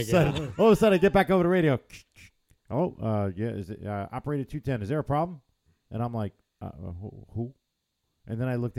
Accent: North Shore, New York, United States; I was born and raised on North Shore, but I went to the South Shore.

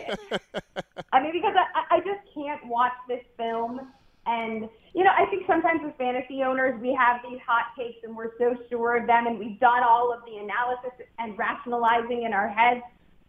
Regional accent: Midwest, United States; I liked Canton, Ohio, growing up in the Midwest. It's like a weird place that I have fond memories from.

